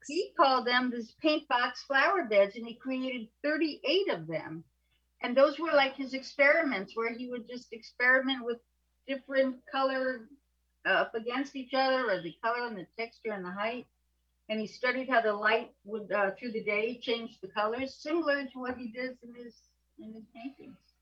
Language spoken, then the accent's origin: English; New York City, New York, United States; I grew up in apartments in New York City